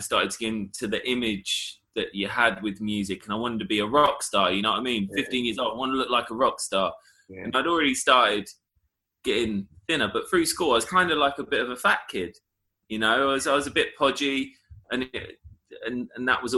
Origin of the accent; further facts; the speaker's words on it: Essex, East of England, United Kingdom; growing up in Essex